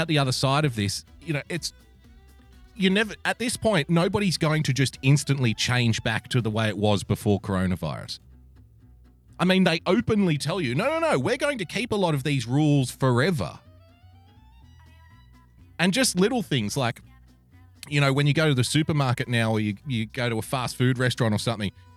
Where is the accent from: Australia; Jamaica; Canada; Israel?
Australia; I'm obviously an Australian.